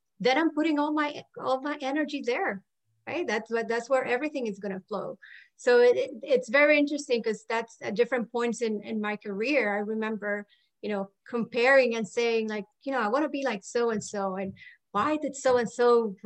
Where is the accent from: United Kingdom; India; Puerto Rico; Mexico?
Puerto Rico; moved away as an adult; also born or lived in Maryland; now in Florida, United States; I was born and raised in Puerto Rico